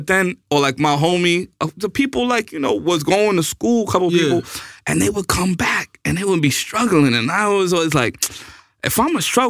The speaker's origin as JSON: {"language": "English", "town": "New York City", "region": "New York", "country": "United States", "tie": "born or raised there", "also_born_or_lived": "Miami, Florida", "moved": "as an adult", "said": "I grew up in the Bronx."}